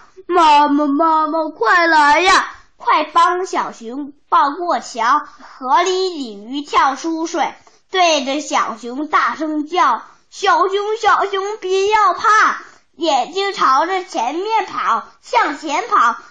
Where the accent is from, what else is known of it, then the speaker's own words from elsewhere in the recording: Dalian, Liaoning, China; 我来自大连，我快到六岁了。